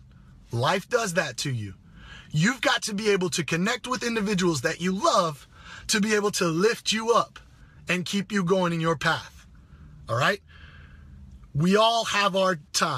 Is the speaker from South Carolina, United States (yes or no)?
yes; Greenville, South Carolina, United States; moved away; I'm coming back from my hometown, Greenville, South Carolina